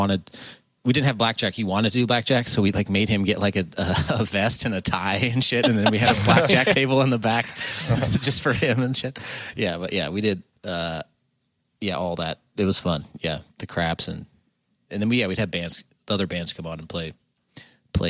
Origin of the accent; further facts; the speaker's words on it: Seattle, Washington, United States; because I'm from Seattle